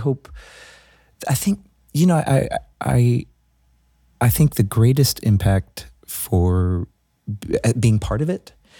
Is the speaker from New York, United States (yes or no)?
yes; New York City, New York, United States; I'm born and raised in Brooklyn.